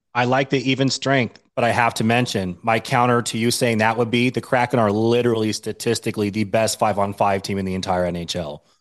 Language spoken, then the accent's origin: English; Washington, United States; also born or lived in Denver, Colorado; I'm born and raised in Washington State